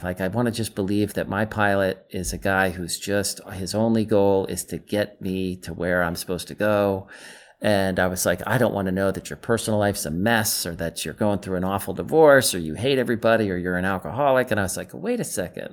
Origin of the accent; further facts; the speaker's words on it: New York, United States; moved away as an adult; now in Los Angeles, United States; I came from New York to L A in nineteen ninety after I graduated college